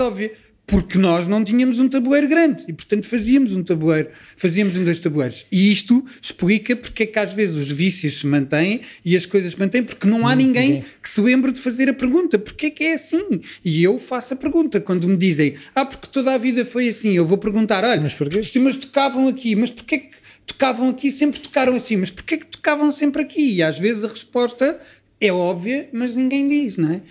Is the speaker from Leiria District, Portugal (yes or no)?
no; Lisbon, Portugal; eu cresci dentro dos preconceitos todos que Lisboa produzia nessa altura